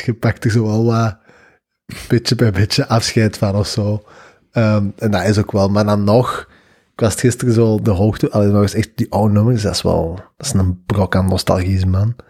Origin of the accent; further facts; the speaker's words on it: Belgium; wij als Belgen